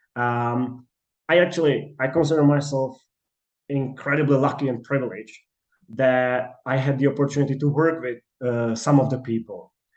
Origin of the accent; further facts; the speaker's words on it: Czechia; moved away as an adult; now in Manchester, United Kingdom; I applied for Charles University in Prague because I'm from Czechia